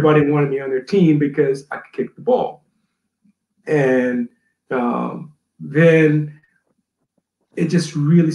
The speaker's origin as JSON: {"language": "English", "town": "Atlanta", "region": "Georgia", "country": "United States", "tie": "born or raised there", "also_born_or_lived": "New Orleans, Louisiana", "said": "my dad got a job in Atlanta and we moved to Atlanta."}